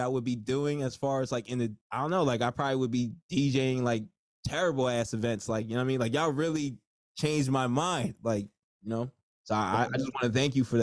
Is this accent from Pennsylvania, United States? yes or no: no; New Jersey, United States; I'm from Jersey